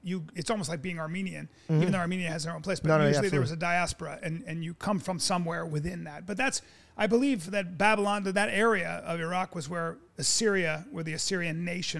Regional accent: Philippines; born there; also born or lived in India / Pakistan / Greece / Saudi Arabia; So I was born in the Philippines. I lived in India. I lived in Pakistan. I lived in Greece. I lived in Saudi Arabia.

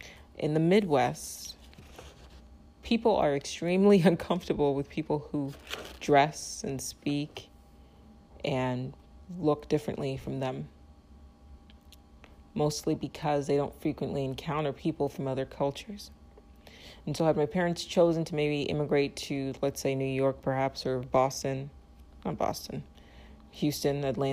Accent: Nigeria; born there; So for me, I was born in Nigeria. So my place of birth was not my choice.

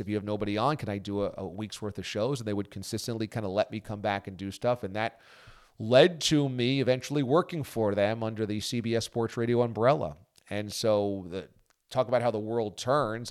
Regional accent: Warwick, New York, United States; I grew up in Warwick, New York, which is in the Hudson Valley of New York, and that's in Orange County

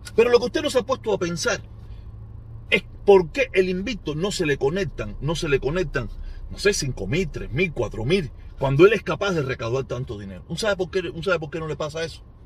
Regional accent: Cuba; moved away as an adult; now in United States; me fui de Cuba

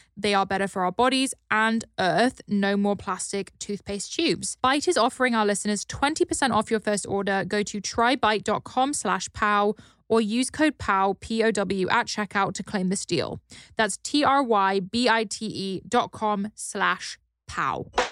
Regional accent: United Kingdom; now in Los Angeles, United States; a pale British person

